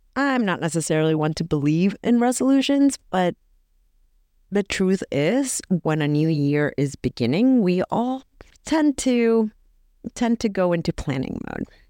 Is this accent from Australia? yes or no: no; El Salvador; someone from my home country